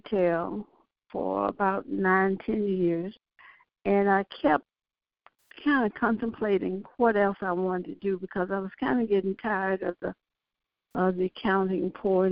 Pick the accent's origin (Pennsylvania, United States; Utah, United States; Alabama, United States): Alabama, United States; Birmingham; moved away as an adult; now in Houston, United States; growing up in Alabama, you knew your place.